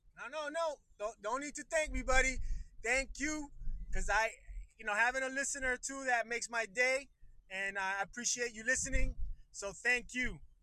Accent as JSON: {"language": "English", "country": "Puerto Rico", "moved": "yes", "lives_now": "Miami, United States", "said": "I'm originally from Puerto Rico, my friend, and right now I live of uh, Miami, Florida"}